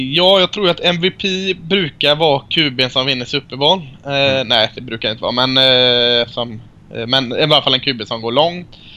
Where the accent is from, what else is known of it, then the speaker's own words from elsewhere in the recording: Sweden; Jag är från Sverige.